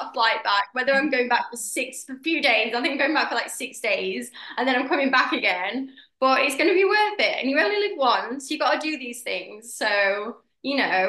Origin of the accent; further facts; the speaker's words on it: United Kingdom; I'm British